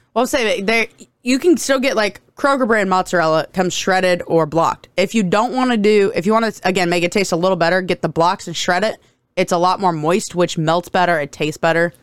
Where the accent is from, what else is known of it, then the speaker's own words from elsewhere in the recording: United States; I'm American